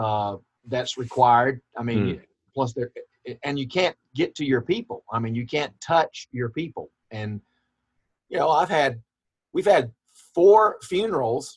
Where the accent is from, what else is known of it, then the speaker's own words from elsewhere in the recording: Gum Branch, Georgia, United States; moved away; We actually lived in Smiley Crossroads at Gum Branch.